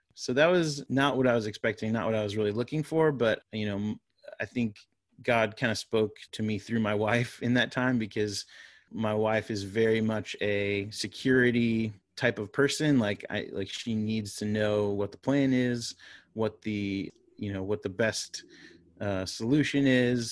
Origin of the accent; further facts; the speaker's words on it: Florida, United States; moved away as an adult; now in North Carolina, United States; my wife and I grew up in Florida. Uh, we're Floridians.